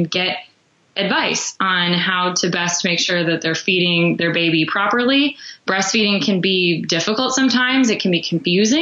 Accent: Chicago, Illinois, United States; Growing up in the Chicago area, I knew I wanted to work for Walgreens

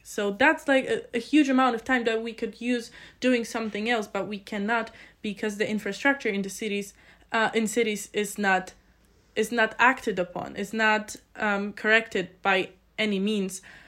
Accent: Poland; moved away as an adult; now in Innsbruck, Austria; I come from a very small village in Poland

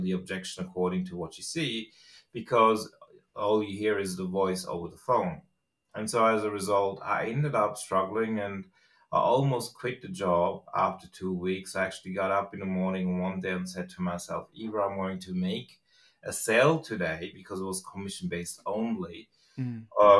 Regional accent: Switzerland; English is a second language; moved away as an adult; also born or lived in Australia; I grew up in Switzerland, and at the age of about 25, I decided I wanted to go to Australia after a brief, stay in Australia to learn the language itself

